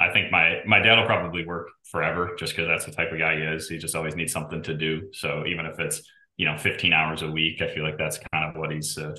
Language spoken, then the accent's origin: English; Geneva, Illinois, United States; also born or lived in Des Moines; Geneva, Illinois. So about 45 minutes west of Chicago, downtown Chicago. Lived there, went to school in Iowa at Drake in Des Moines, and then moved down here in 2016 for a job.